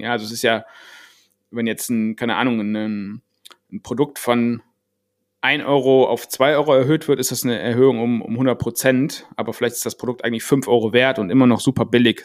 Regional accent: Germany; als Deutscher

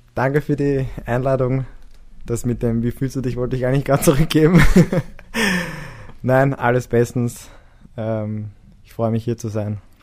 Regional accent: Vienna, Austria; bei uns in der Siedlung, wo ich aufgewachsen bin, im 14. Bezirk

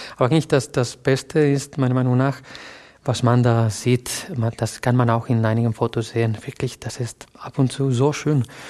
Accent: a small town south of Valencia, Valencian Community, Spain; German is a second language; moved away as an adult; also born or lived in Barcelona; now in Germany; ich bin in Barcelona geboren, aber eigentlich bin ich in, einem, in einer kleinen Stadt südlich von Valencia äh, groß geworden.

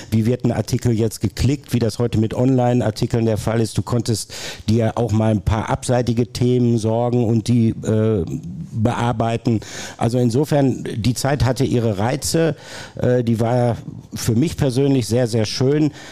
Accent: North Rhine-Westphalia, Germany; moved away as an adult; now in Ruhr area, Germany; Ich habe 1987 angefangen zu studieren, bin gebürtiger Ostwestfale, bin dann ins Ruhrgebiet gezogen, habe in Essen studiert

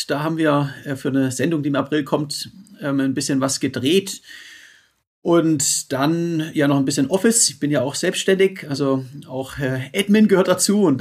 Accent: Roth, Bavaria, Germany; die Challenge Rot bei, bei Nürnberg. Meine Heimat.

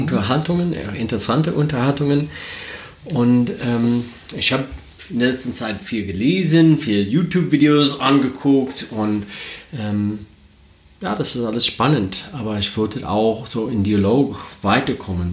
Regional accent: United States; German is a second language; moved away as an adult; now in Germany; ich komme aus den Staaten. Ähm, vielleicht, wenn der Akzent ein bisschen stark ist, äh, deswegen. Ähm, ich, ich, wohne jetzt in Deutschland seit acht Jahren

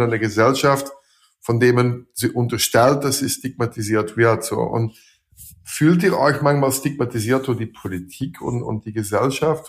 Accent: Belgium; German is a second language; also born or lived in Switzerland / Austria / Slovakia; now in Germany

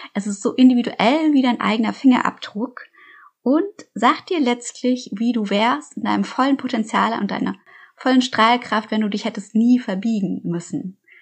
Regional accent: Munich, Bavaria, Germany; ich bin in München aufgewachsen

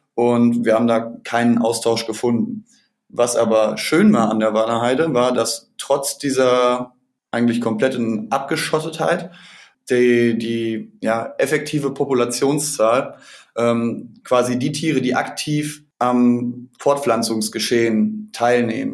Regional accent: between Dortmund and Paderborn, North Rhine-Westphalia, Germany; ich komme selber auch aus, aus Nordrhein-Westfalen zwischen Dortmund und Paderborn

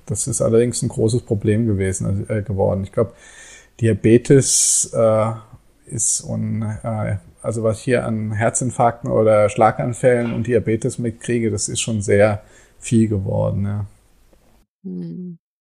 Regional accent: Germany; moved away as an adult; now in Bali, Indonesia; bei uns in Deutschland

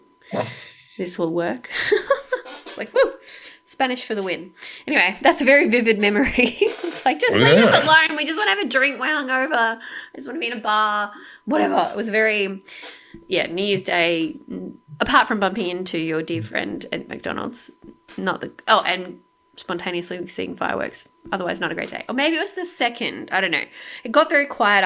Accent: Sydney, New South Wales, Australia; also born or lived in London; I'm from Sydney

